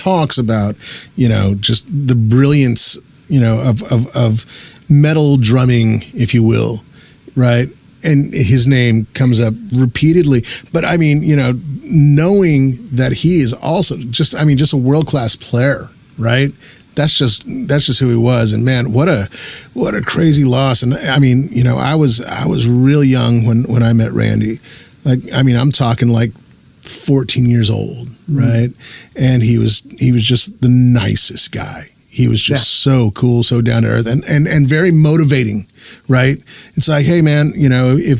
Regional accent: New Mexico, United States; born and raised in New Mexico

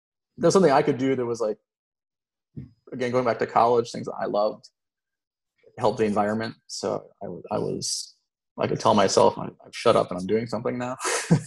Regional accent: Florida, United States; growing up in Florida

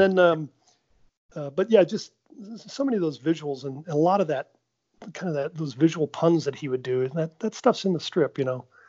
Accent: Normal, Illinois, United States; I grew up in Normal, Illinois

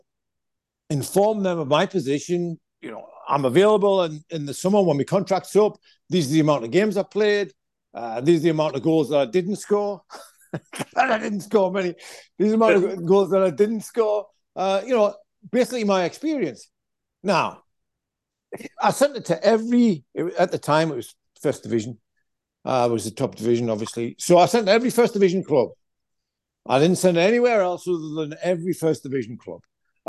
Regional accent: Stanley, North East England, United Kingdom; moved away; also born or lived in Consett; I was born in Consett. I was raised in a small pit village called Stanley.

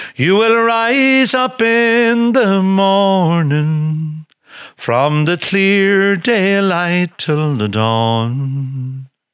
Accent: Leinster, Ireland; growing up in Laois

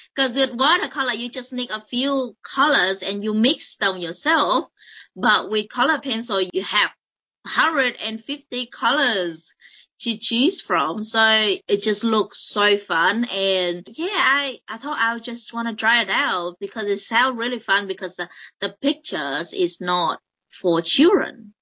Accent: Vietnam; moved away as an adult; now in Adelaide, Australia; I come from uh, Vietnam, and I moved to Australia to uh, study. I think I was in high school, was 17, uh, no, 18.

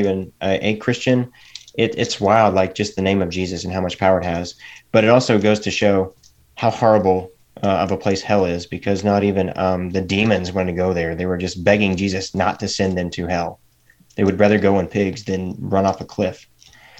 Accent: East Tennessee, United States; also born or lived in Missouri; we moved to Missouri to get closer to her children. And then I was there for about 3 years. And then I wanted to finish high school in East Tennessee

